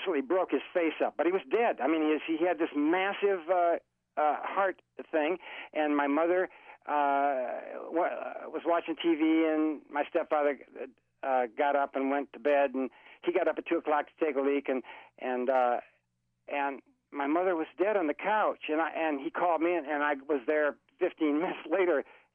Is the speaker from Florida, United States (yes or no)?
yes; Florida, United States; I'm from Florida